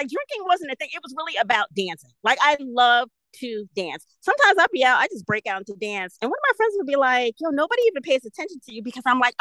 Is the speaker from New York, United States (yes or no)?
yes; New York City, New York, United States; also born or lived in New Jersey; I was born and raised in Brooklyn.